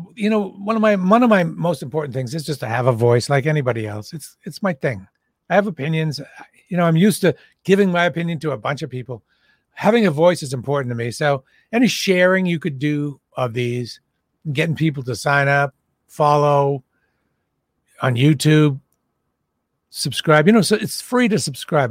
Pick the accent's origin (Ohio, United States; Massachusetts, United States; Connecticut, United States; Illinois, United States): Massachusetts, United States; Boston; I'm from Boston.